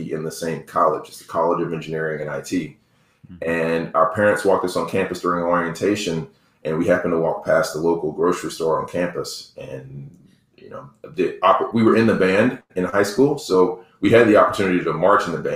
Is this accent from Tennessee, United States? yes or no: no; DeKalb County and Rockdale County, Georgia, United States; when we moved from DeKalb County to Rockdale County